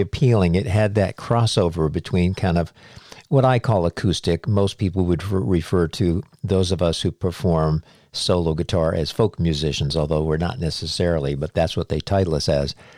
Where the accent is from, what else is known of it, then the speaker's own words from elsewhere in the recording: New England, United States; moved away; I'm from New England. I didn't move down here until 1990